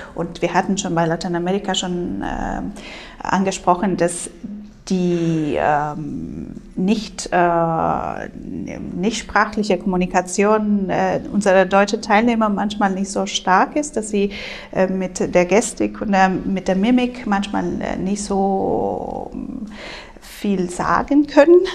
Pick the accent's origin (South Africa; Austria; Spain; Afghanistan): Spain; moved away; als Spanierin